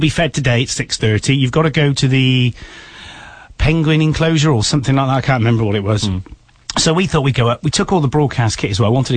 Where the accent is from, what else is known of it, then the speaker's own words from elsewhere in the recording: United Kingdom; we as British people